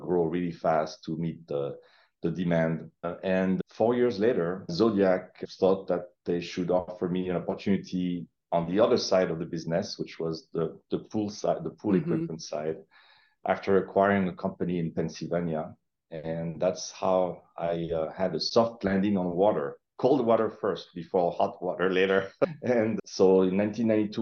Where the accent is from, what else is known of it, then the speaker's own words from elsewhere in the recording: Paris, Île-de-France, France; English is a second language; moved away as an adult; also born or lived in Hattiesburg, Mississippi; now in United States; I'm born and raised in Paris, France